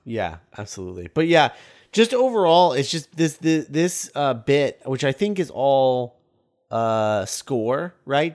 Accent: United States; As an American

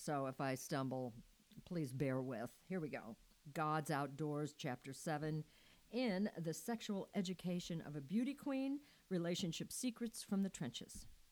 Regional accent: Missouri, United States; moved away as an adult; I was I was born and raised in Missouri, but as soon as I got old enough, I knew I had to leave Missouri

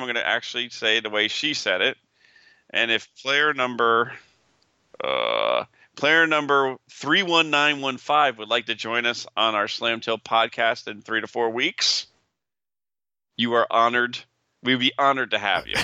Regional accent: Vernon, New Jersey, United States; also born or lived in Prospect Park, New Jersey; I moved up to Pro, from the, from Prospect Park to Vernon when I was six. So I lived in Vernon for twenty-five years of my life

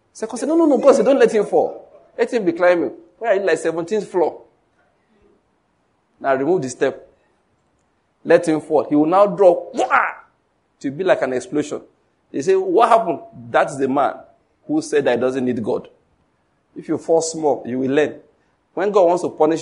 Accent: Ondo, Nigeria; now in Enugu, Nigeria; I was born in Ondo State, but now I live in Enugu. I've lived here for a long time now

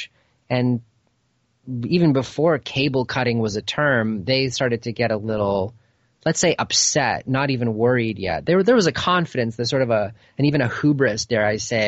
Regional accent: Toronto, Ontario, Canada; moved away as an adult; now in Los Angeles, United States; I grew up in Toronto, left when I was about 22 years old

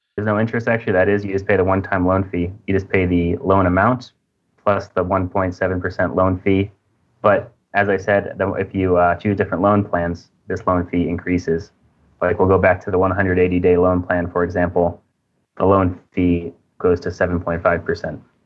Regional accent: United States; moved away as an adult; now in Indonesia; I'm from America originally, but currently I'm living in Indonesia

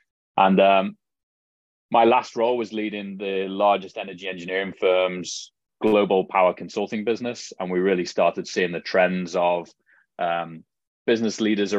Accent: Liverpool, North West England, United Kingdom; accent: Scouse; also born or lived in Canada / Middle East / Australia; now in San Diego, United States; So my accent is definitely not a hardcore Scouse accent, as it would be referred to back home.

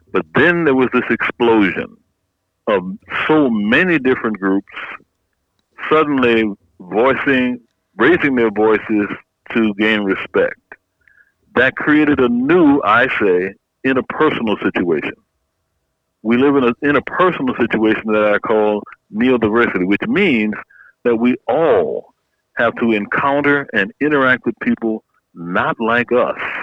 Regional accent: Opelousas, Louisiana, United States; moved away; I'm from a little town called Opelousas, Louisiana, right in the heart of the Bayou country

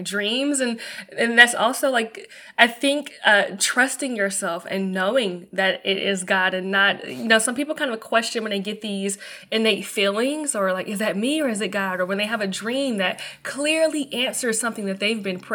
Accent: Mobile, Alabama, United States; moved away; also born or lived in Atlanta, Georgia / Tampa, Florida; my hometown first, to Mobile, Alabama

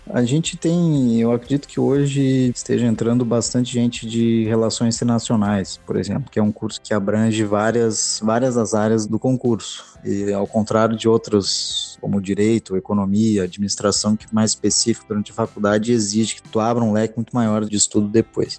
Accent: Porto Alegre, Rio Grande do Sul, Brazil; moved away as an adult; also born or lived in Guinea-Bissau / Chile; now in Italy; Eu sou de Porto Alegre

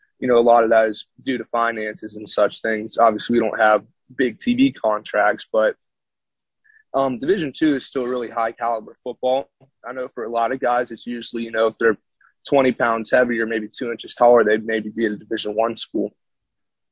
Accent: Augusta, Georgia, United States; moved away as an adult; now in Pennsylvania, United States; I'm originally from Augusta, Georgia, which borders South Carolina

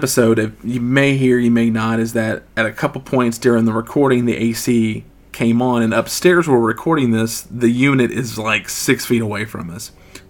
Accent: Texas, United States; accent: southern; That's my southern, we're from Texas

